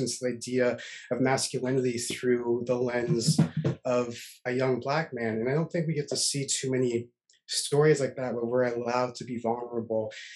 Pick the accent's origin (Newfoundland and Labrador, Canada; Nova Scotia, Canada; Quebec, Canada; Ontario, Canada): Nova Scotia, Canada; Halifax; growing up in Nova Scotia